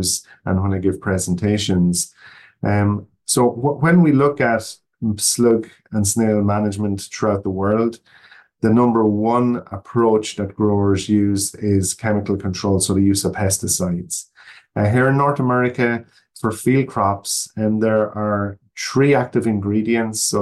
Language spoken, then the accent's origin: English; Ireland; moved away as an adult; now in Oregon, United States; I'm not from the United States. I was born in Ireland, and that's where I grew up